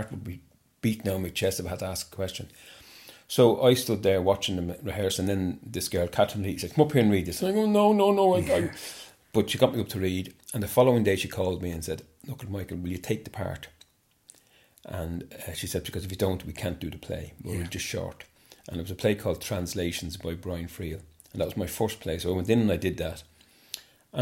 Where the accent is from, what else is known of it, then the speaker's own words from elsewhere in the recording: Dublin, Leinster, Ireland; also born or lived in Swords / Rush; I was born near Stony Batter as well, the bottom of Stony Batter, a place called Benburb Street, which was a fairly rough area at the time